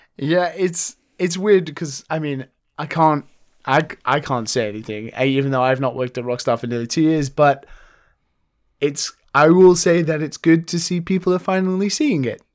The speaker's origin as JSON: {"language": "English", "country": "United Kingdom", "moved": "yes", "lives_now": "Japan", "said": "being a British person"}